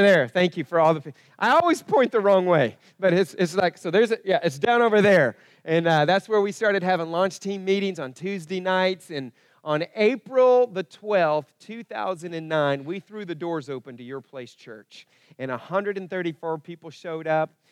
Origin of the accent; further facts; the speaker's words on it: Broken Arrow, Oklahoma, United States; also born or lived in Kansas; where I was growing up in Broken Arrow